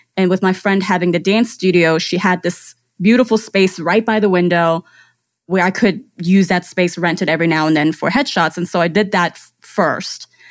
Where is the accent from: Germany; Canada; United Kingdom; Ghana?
Germany; English is a second language; now in United States; I grew up in Germany. I was born and raised there